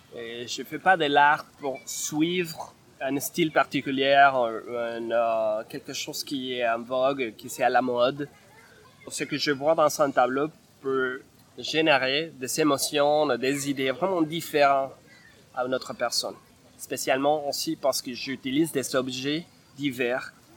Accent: Bogotá, Colombia; French is a second language; moved away as an adult; now in Montreal, Canada; je viens de la Colombie, de Bogota

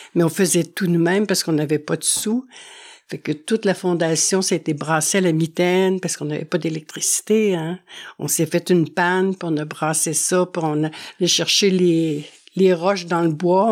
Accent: Montreal, Quebec, Canada; moved away as an adult; now in La Malbaie, Canada; on est originaire de Montréal

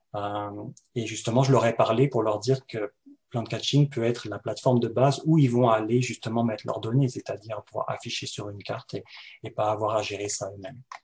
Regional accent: France; now in Montreal, Canada; je suis français, je viens de France

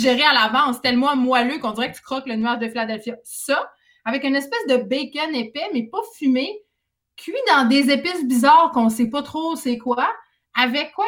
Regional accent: Saguenay, Quebec, Canada; je viens du Saguenay

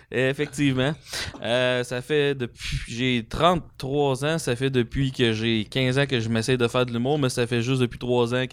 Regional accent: Sainte-Clotilde-de-Beauce, Quebec, Canada; Ben, je viens de Saint-Clotilde de Beauce.

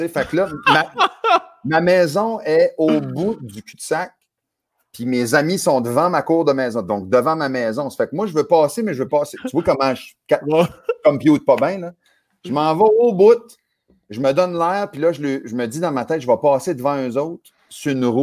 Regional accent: Acadia, Canada; Fait que chez nous, en Acadie, cul-de-sac, l'onde à peu près un quart de mille.

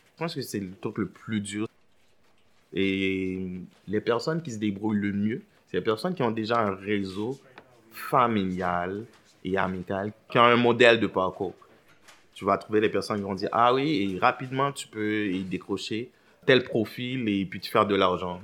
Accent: Port-au-Prince, Ouest, Haiti; moved away as an adult; now in Montreal, Canada; je suis originaire d'Haïti. Je suis né à Port-au-Prince

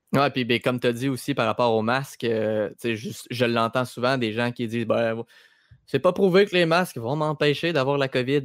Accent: Quebec, Canada

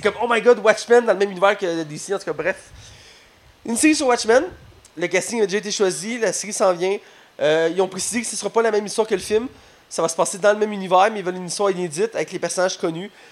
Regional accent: Quebec, Canada; on est Québécois, Canadiens

